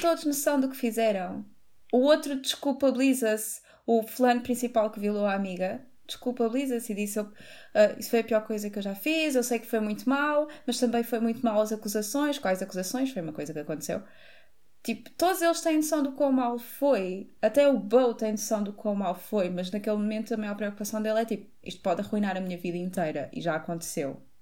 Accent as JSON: {"language": "Portuguese", "town": "Montijo", "region": "Setúbal", "country": "Portugal", "said": "nós somos do Montijo"}